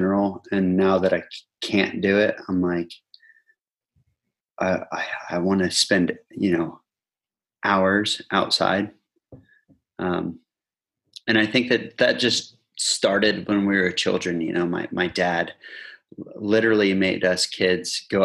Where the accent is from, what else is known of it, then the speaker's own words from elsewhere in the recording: Indiana, United States; moved away as an adult; now in Rhondda, United Kingdom; I'm from Indiana